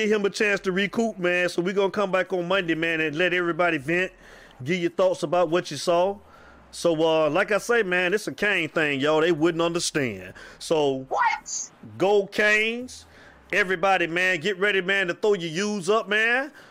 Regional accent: Avon Park, Florida, United States; from my hometown, Avon Park, Florida

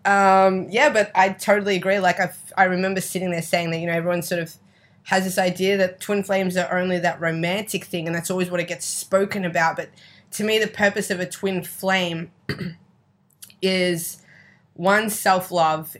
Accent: Australia; accent: Australian; moved away as an adult; My family are from Italy, but I was born and raised in Australia

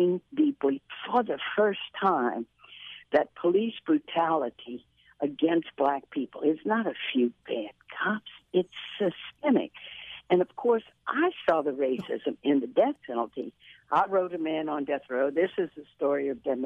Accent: Baton Rouge, Louisiana, United States; growing up in Baton Rouge, good mom and daddy, wonderful Catholic family

